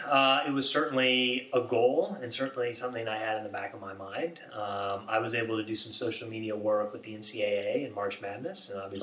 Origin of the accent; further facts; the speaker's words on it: Indiana, United States; now in Charlotte, United States; Growing up in Indiana